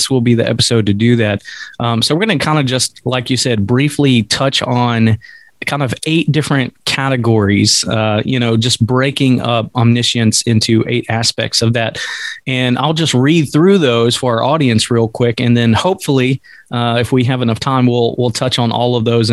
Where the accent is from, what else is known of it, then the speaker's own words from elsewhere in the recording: the South, United States; I'm from the South